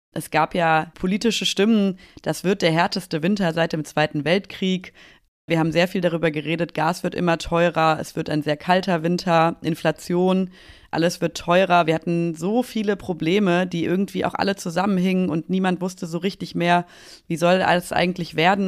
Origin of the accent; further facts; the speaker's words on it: Aachen, North Rhine-Westphalia, Germany; now in Berlin, Germany; in meine Heimatstadt gefahren, nach Aachen